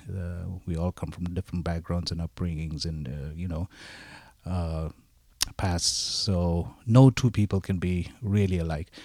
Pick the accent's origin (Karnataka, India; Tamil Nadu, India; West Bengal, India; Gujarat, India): West Bengal, India; Darjeeling; growing up in Darjeeling, India, uh, in an Asian family